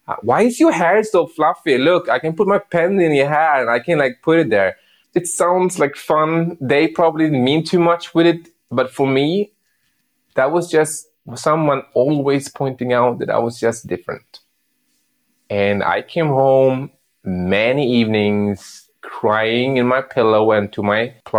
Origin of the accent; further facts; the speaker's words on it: Sweden; I grew up in Sweden